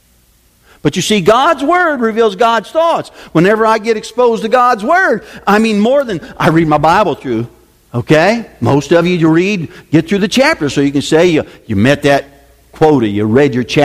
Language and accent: English; Decatur, United States; where I grew up in Decatur